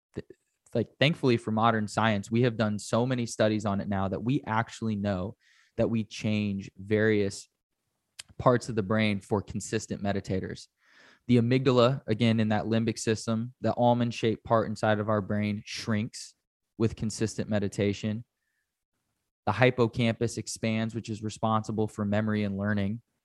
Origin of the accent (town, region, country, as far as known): United States